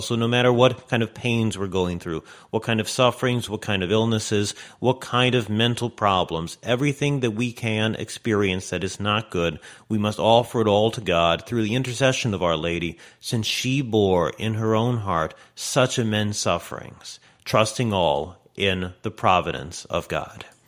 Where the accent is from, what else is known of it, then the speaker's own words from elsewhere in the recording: United States; I'm speaking from America